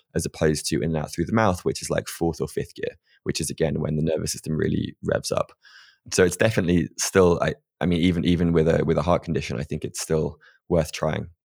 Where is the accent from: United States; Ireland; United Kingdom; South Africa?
United Kingdom; being British